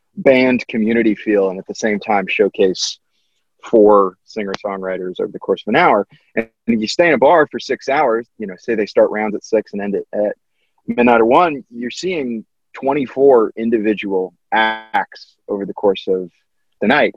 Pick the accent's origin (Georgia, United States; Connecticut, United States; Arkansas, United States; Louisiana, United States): Connecticut, United States; I grew up in Connecticut